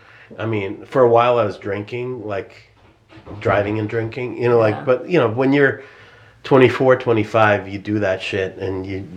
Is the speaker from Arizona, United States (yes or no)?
no; Boston, Massachusetts, United States; I grew up in Boston.